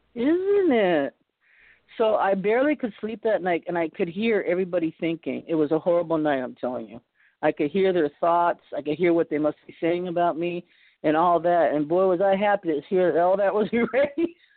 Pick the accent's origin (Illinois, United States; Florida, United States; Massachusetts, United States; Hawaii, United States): Massachusetts, United States; Boston; now in California, United States; I was born in Boston, and we're all from back east